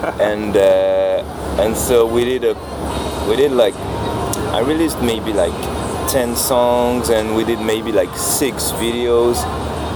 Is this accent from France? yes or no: yes; Normandy, France; I'm from like it's not exactly the countryside, but it's like a small town in France. I'm from Normandy